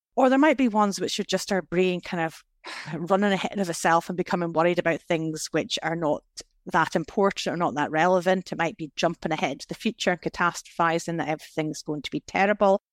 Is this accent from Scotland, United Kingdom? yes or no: yes; Scotland, United Kingdom; I was brought up in Scotland in the nineteen eighties